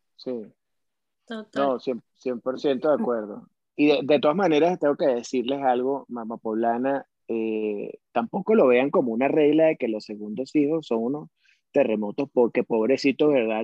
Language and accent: Spanish; Venezuela; now in Mexico City, Mexico; soy un, venezolano más en la Ciudad de México